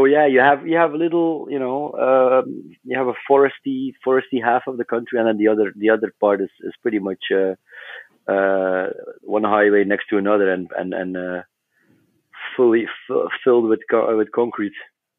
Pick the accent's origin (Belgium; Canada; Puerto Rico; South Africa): Belgium; Flanders; Yeah, we were all born and raised in West Flanders, and that's a small part of Belgium.